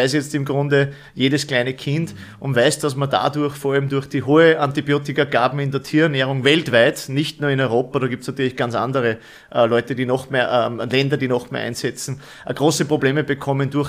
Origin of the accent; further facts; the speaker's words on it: Bad Schallerbach, Upper Austria, Austria; ich komme aus Österreich, also als Oberösterreich, genauer